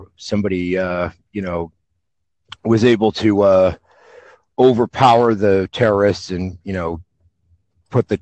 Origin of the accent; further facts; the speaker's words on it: United States; I'm from the U.S.